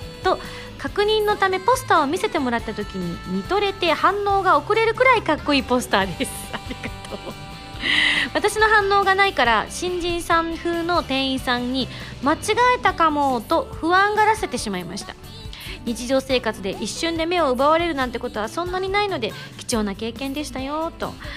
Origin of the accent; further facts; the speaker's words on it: Japan; 自分は日本人としての誇りをすごく持ってます